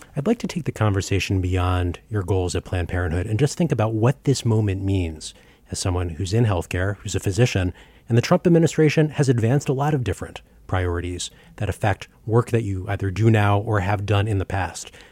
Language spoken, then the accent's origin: English; Baltimore, Maryland, United States; I grew up in Baltimore, Maryland